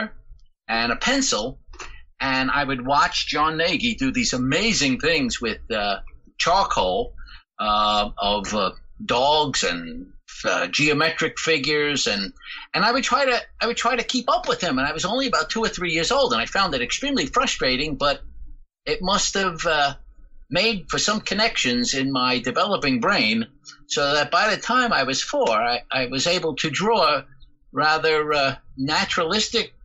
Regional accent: Jersey City, New Jersey, United States; now in Paterson, United States; I was born and raised in Jersey City

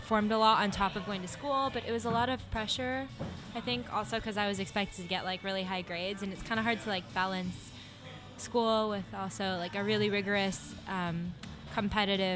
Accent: San Jose, California, United States; I grew up, born and raised, San Jose, California

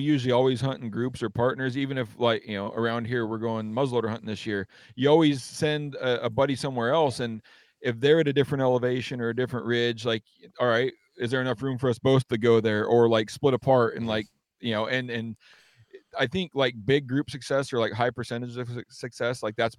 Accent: Washington, United States; growing up in Western Washington is a lot different aside from maybe like North Idaho, because it's a jungle here, you know?

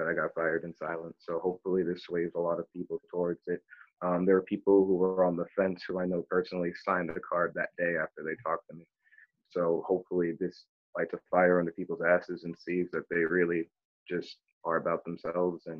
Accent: Milford, Massachusetts, United States; I grew up in Milford as a teenager

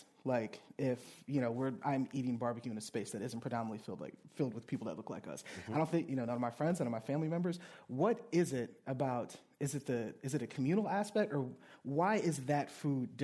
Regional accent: Louisiana, United States; I grew up in Louisiana, grew up below the Mason-Dixon line

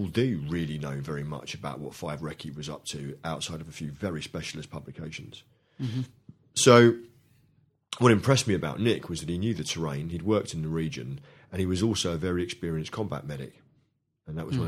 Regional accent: London, United Kingdom; when I was brought up in London in the 70s

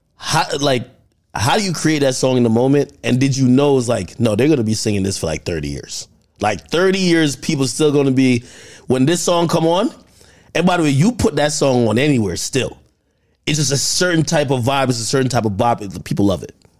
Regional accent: Jamaica; now in United States; growing up in Jamaica

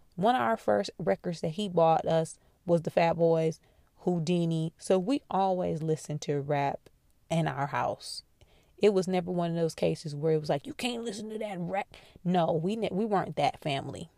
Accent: Midwest, United States; I'm from the Midwest

